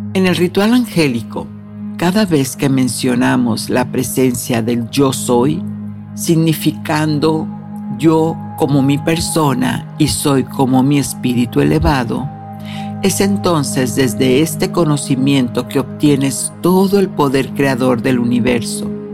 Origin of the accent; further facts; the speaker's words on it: Mexico; moved away; fui a mi tierra natal, a México